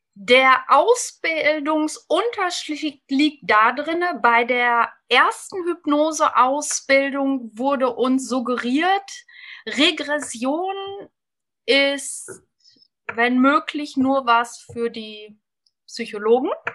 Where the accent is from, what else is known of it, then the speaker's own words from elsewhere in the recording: Lippe, North Rhine-Westphalia, Germany; 45 Jahre jung, aus dem wunderschönen Lipperland im Westen Deutschlands